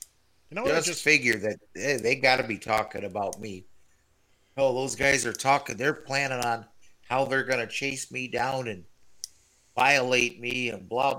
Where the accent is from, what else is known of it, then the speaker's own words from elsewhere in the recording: Los Angeles, California, United States; born there; I was born in East LA.